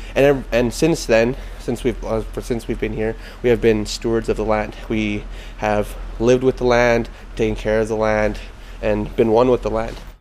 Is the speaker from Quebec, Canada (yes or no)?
no; Squamish, British Columbia, Canada; I come from the Aquapson uh, Reservation, which is in Squamish. I'm a Squamish person